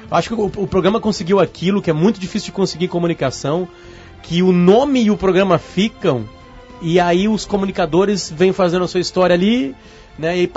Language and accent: Portuguese; Alegrete, Rio Grande do Sul, Brazil; Me criei no Alegrete, eu lembro do, da entrada bloco lá de Uruguaiana, né?